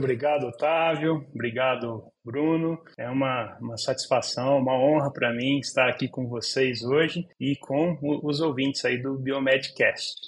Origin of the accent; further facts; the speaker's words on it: Olímpia, São Paulo, Brazil; first language Portuguese; eu sou de Olímpia, no interior de São Paulo, e passei toda a minha infância, minha adolescência